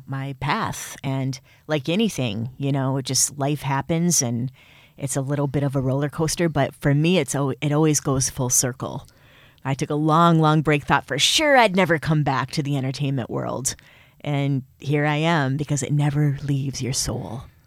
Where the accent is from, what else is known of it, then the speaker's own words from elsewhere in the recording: Michigan, United States; accent: Midwest; moved away; also born or lived in New York; I have a, a Midwest accent. It's pretty obvious. I'm, I'm Michigan through and through.